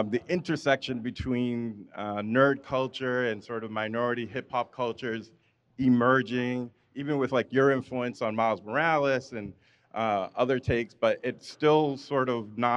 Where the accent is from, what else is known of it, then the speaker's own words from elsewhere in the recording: New York City, New York, United States; also born or lived in Westchester; I live now in Westchester, but I grew up in the Bronx.